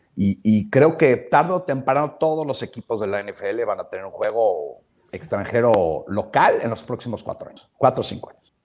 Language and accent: Spanish; Mexico; moved away; siendo mexicano original, originalmente